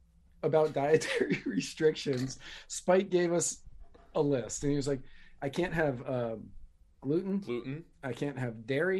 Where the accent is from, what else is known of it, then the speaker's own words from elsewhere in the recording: Manassas, Virginia, United States; That happened in my hometown.